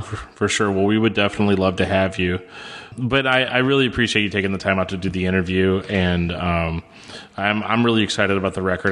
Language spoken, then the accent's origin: English; United States; also born or lived in St. Louis; as an American